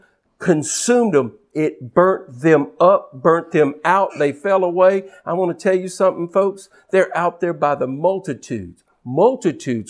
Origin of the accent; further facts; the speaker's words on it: United States; an American minister and a Christian who happens to be American